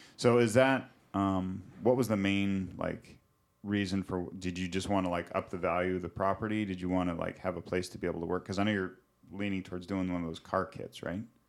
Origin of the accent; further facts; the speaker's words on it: Montana, United States; moved away; also born or lived in Pacific Northwest; growing up in Montana and then living in the Pacific Northwest